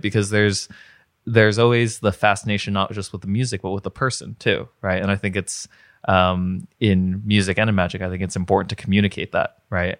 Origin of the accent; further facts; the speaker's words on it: New Jersey, United States; moved away as an adult; also born or lived in Ithaca, New York; now in Pittsburgh, United States; I wound up in Pittsburgh. So I grew up in New Jersey